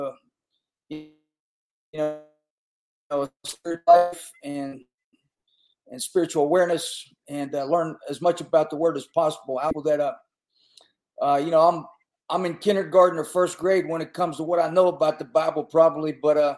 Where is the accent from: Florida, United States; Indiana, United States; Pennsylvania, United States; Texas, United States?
Pennsylvania, United States; Western; I grew up in Western PA, little, you know, coal mining community